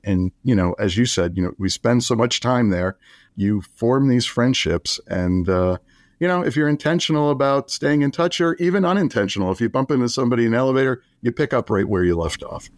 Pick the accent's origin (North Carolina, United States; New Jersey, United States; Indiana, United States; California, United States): New Jersey, United States; moved away as an adult; I grew up in New Jersey